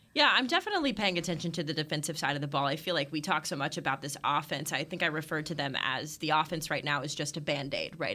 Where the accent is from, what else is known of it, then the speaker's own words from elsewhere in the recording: Red Oak, Texas, United States; moved away as an adult; also born or lived in Great Falls, Montana / Alabama / Miami; I grew up uh, right down the road in Red Oak, Texas